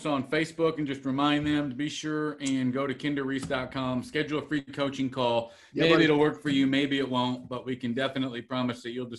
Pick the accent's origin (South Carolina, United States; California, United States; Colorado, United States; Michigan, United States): California, United States; Salinas; moved away as an adult; I was born and raised originally in Salinas, California.